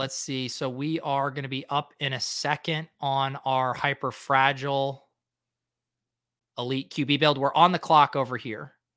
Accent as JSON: {"language": "English", "town": "Denver", "region": "Colorado", "country": "United States", "tie": "born or raised there", "said": "I, I grew up in Denver"}